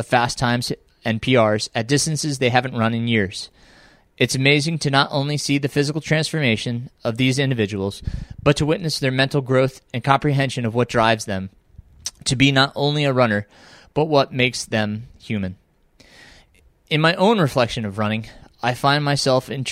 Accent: Middletown, New York, United States; also born or lived in Pine Bush, New York; now in North Carolina, United States; we moved to Middletown in my elementary years

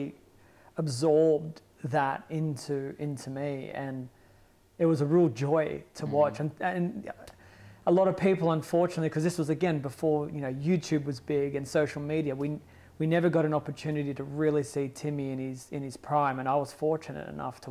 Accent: Australia; my hometown

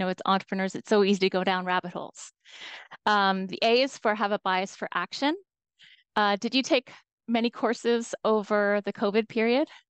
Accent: Toronto, Ontario, Canada; I'm from Toronto, Canada. That's where I'm calling in from today.

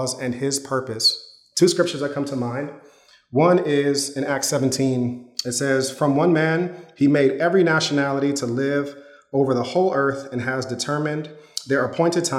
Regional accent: Yonkers, New York, United States; When I was growing up in Yonkers, my parents, we were living in an apartment

